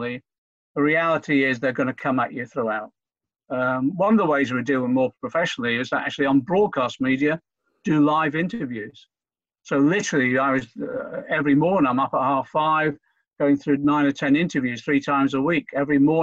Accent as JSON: {"language": "English", "area": "Norfolk", "region": "East of England", "country": "United Kingdom", "tie": "born or raised there", "also_born_or_lived": "Liverpool"}